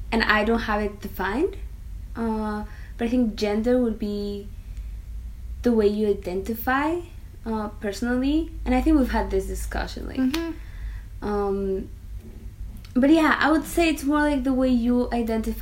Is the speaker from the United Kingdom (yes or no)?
no; Mexico; I'm from Mexico.